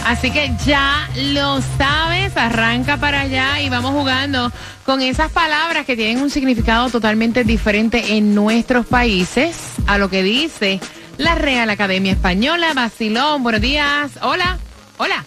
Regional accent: Colombia; moved away

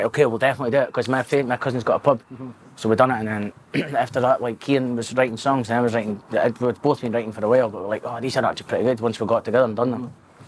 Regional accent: Dundee, Scotland, United Kingdom; I was born in Dundee, 9 miles hospital, 1987. Six and a six, 87

